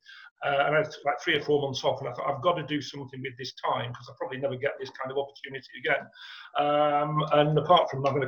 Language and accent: English; Ashton-under-Lyne, North West England, United Kingdom; moved away as an adult; now in Manchester, United Kingdom; I was brought up in Ashton